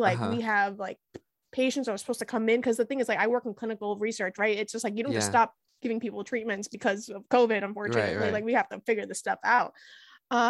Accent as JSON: {"language": "English", "town": "Boston", "region": "Massachusetts", "country": "United States", "tie": "born or raised there", "said": "I grew up like in the Boston area"}